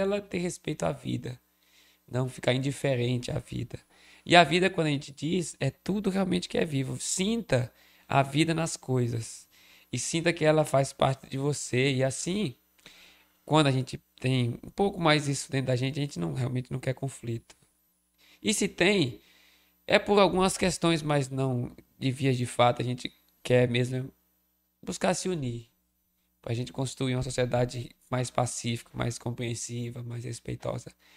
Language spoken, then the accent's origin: Portuguese; Crato, Ceará, Brazil; Eu nasci no Crato